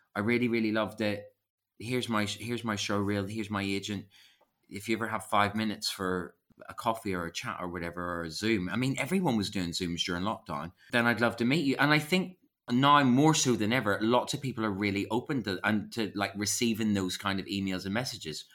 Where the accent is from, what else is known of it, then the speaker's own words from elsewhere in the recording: Belfast, Northern Ireland, United Kingdom; moved away as an adult; also born or lived in Epsom / London; I grew up in Belfast doing lots of youth theatre